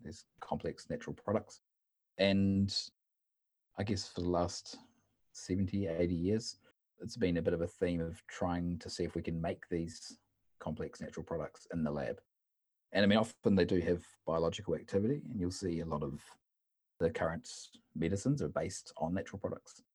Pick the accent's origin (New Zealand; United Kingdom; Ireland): New Zealand; moved away as an adult; now in Uppsala, Sweden; originally I'm from New Zealand